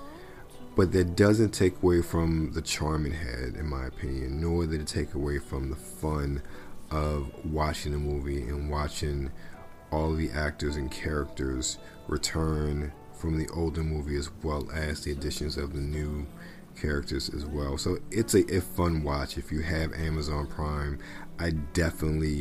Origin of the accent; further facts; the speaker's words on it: Maryland, United States; moved away; I'm from Maryland originally